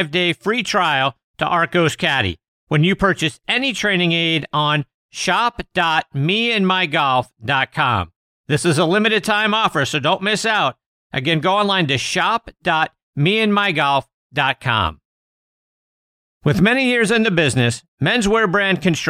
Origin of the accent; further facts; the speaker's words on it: Pittsburgh, Pennsylvania, United States; my hometown of Pittsburgh, Pennsylvania